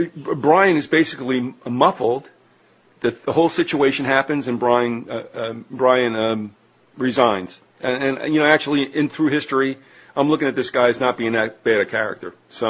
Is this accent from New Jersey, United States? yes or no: yes; New Jersey, United States; I'm from Jersey. These things happen.